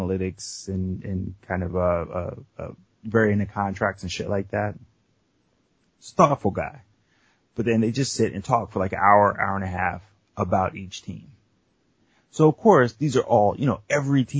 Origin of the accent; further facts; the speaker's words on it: Cleveland, Ohio, United States; now in Philadelphia, United States; because I'm from Cleveland